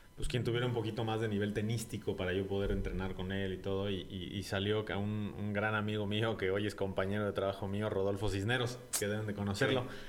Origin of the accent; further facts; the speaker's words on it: Santiago de Querétaro, Querétaro, Mexico; also born or lived in Mexico City; yo nací en el DF, eh, pero a los ocho meses prácticamente se vinieron mis papás